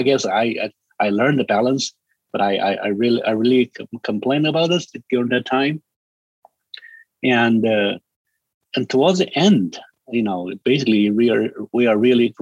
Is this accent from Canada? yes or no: no; China; English is a second language; moved away; I'm from China